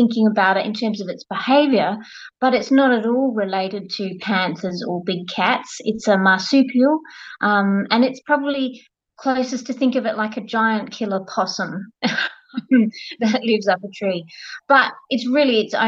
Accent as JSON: {"language": "English", "country": "Australia", "said": "as an Australian"}